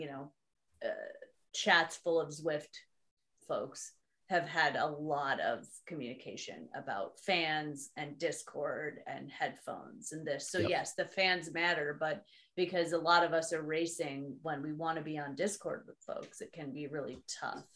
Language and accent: English; 30 minutes west of South Bend, northern Indiana, United States; Indiana, northern Indiana.